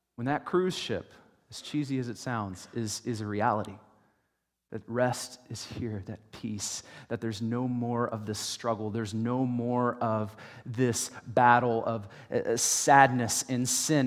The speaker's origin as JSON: {"language": "English", "country": "United States", "said": "the American church"}